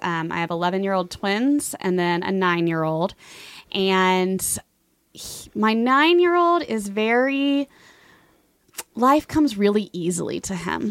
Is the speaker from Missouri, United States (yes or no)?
no; Fort Worth, Texas, United States; moved away as an adult; also born or lived in Germany; I grew up in Fort Worth. I moved here when I was about six months old with my family and grew up on the East Side and loved it